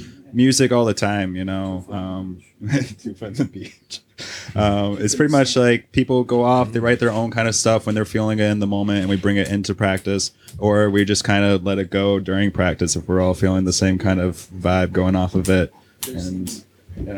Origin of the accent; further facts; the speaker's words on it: New York, United States; moved away as an adult; now in Burlington, United States; I'm from New York